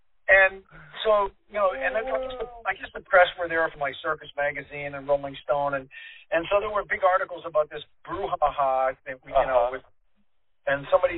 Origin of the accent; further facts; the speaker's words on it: Boston, Massachusetts, United States; Because we're from Boston